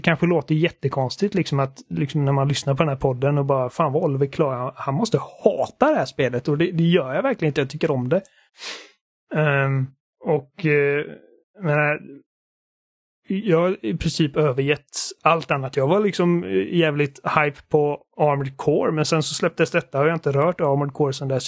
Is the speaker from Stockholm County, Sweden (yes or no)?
no; Gothenburg, Västra Götaland, Sweden; accent: Gothenburg (göteborgska); min göteborgska brytning